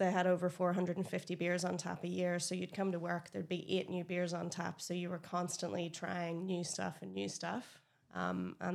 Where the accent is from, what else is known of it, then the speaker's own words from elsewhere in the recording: Northern Ireland, United Kingdom; moved away as an adult; now in Australia; if you can't hear, I'm from Northern Ireland.